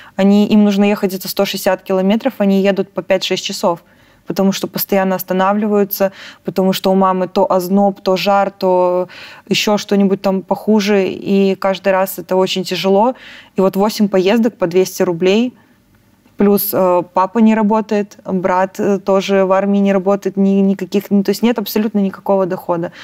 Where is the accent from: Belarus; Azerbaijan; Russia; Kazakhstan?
Belarus; moved away as an adult; мы белорусы